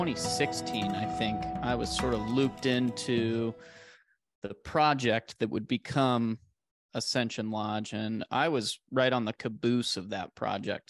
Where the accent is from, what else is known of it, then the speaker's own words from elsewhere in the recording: Arizona, United States; 'cause this is where I grew up. I'm born and raised in Arizona.